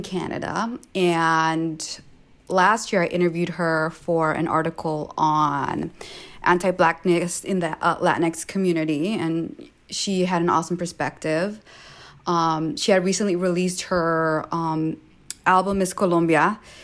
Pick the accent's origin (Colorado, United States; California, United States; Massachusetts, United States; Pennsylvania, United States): California, United States; Los Angeles; I grew up like few blocks away from Slauson, so to be able to tell her like, "Yo, I'm from Slauson too,"